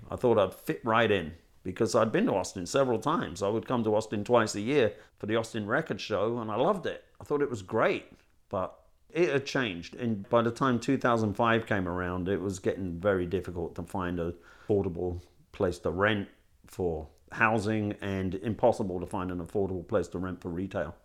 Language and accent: English; London, United Kingdom; moved away as an adult; now in Bastrop, United States